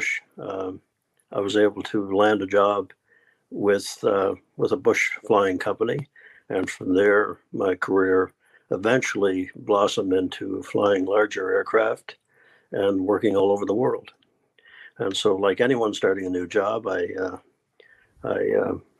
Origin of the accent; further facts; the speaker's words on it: Newfoundland and Labrador, Canada; I was born in Newfoundland, Canada, which is sort of in the north, northeast